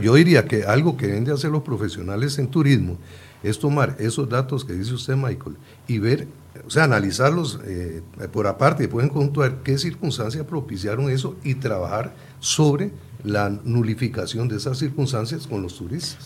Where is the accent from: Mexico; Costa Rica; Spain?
Costa Rica; Puntarenas; Yo soy de Punta Arenas